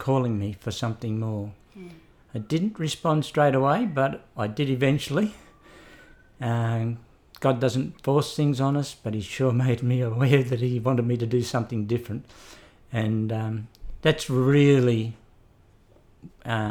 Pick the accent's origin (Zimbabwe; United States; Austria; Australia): Australia; Brisbane, Queensland; I was born in Brisbane, and I attended Kedron Church of Christ, which is now Brisbane North